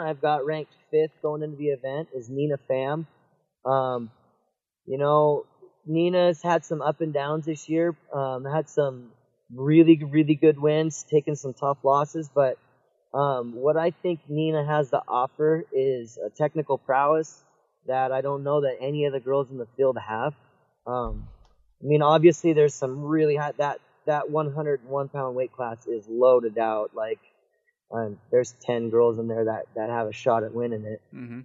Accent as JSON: {"language": "English", "region": "Washington", "country": "United States", "tie": "born or raised there", "said": "I'm a Washingtonian, so growing up in Washington"}